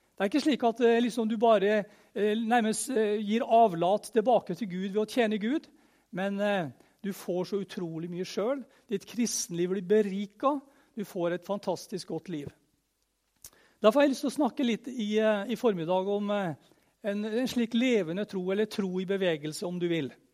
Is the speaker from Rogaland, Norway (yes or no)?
no; Møre og Romsdal, Norway; jeg er romsdaling